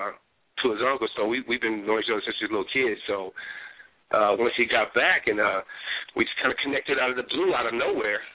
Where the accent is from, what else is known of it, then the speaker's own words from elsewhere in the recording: Seaside, California, United States; he went to Seaside just like I did, Seaside High.